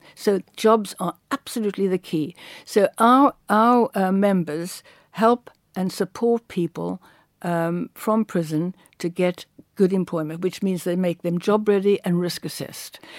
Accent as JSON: {"language": "English", "town": "Cape Town", "region": "Western Cape", "country": "South Africa", "tie": "born or raised there", "moved": "yes", "said": "I come from Cape Town"}